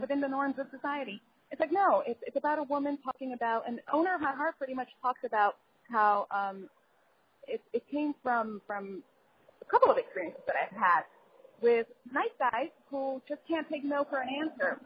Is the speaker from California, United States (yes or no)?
no; New York City, New York, United States; moved away as an adult; now in Los Angeles, United States; I grew up in the Bronx and I moved to LA like about two years ago